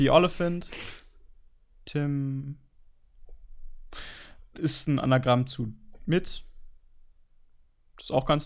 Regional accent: Germany; wir sind Deutsche, wir sind weiß.

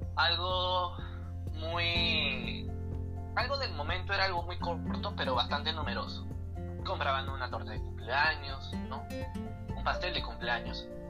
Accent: Lima, Peru; soy de Perú, como tú bien dices, y tengo 20 años. Tengo 20 años, eh, nací acá en la capital de mi país, Lima.

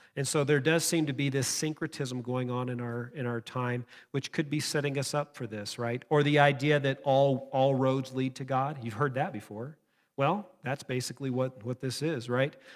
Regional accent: United States; us as, as American Christians

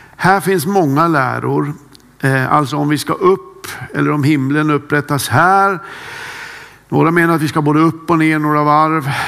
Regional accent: Kramfors, Västernorrland County, Sweden; moved away; Jag har en äldre bror som bor kvar hemma i Kramfors

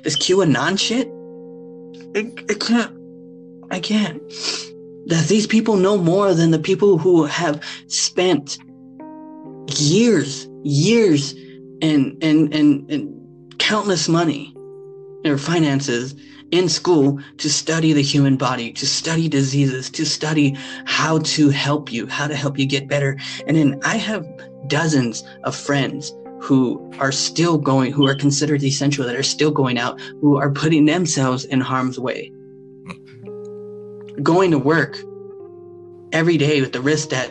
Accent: Texas, United States; moved away; I am so sick to be from Texas. As I've left, I've completely lost my pride in being a Texan

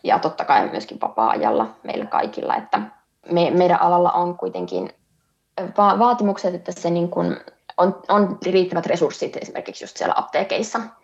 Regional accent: North Ostrobothnia, Finland; Pohjois-Pohjanmaalle, Pohjois-Suomeen, mistä itse olen kotoisin

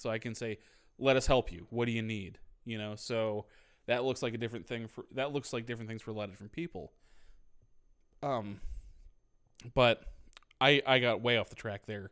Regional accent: Northeast Ohio, United States; moved away; also born or lived in American South; I'm not from here. I'm from Northeast Ohio.

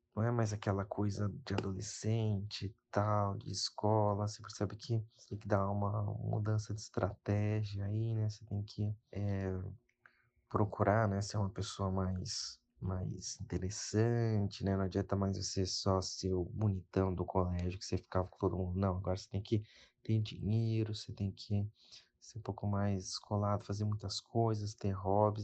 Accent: São Paulo, Brazil; tenho 26 anos, sou de São Paulo

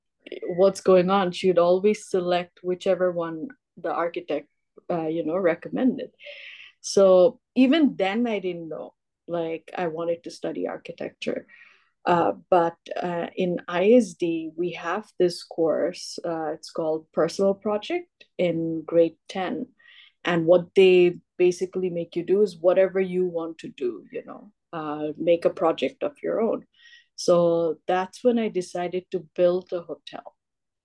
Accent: Bangladesh; also born or lived in Los Angeles, United States; I was born and brought up in Bangladesh

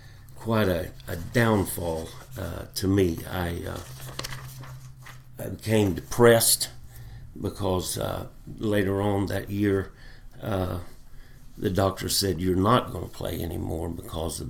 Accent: Fort Smith, Arkansas, United States; I was born and raised in Fort Smith, Arkansas

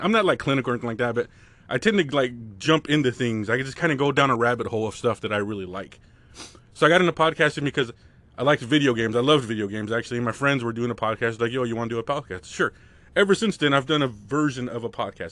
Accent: United States; I grew up right on the California border, which is just pandemonium

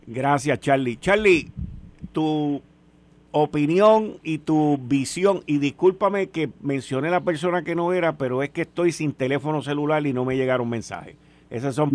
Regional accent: Puerto Rico; como puertorriqueño

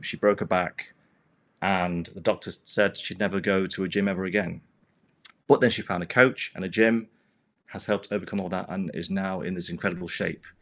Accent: United Kingdom; moved away; move back to my home country in the U K

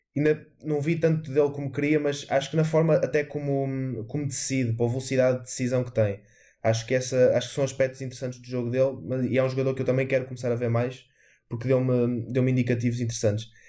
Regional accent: Portugal; enquanto português

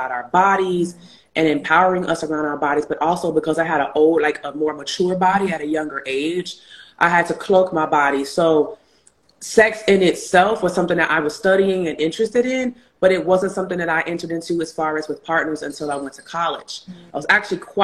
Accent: Chicago, Illinois, United States; moved away as an adult; also born or lived in New York; when I moved from Chicago to New York for undergrad

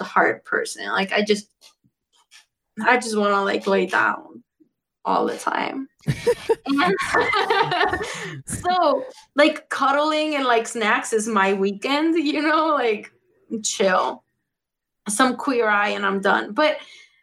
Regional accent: Mexico; now in Chicago, United States; because Mexicans, that's the way we deal.

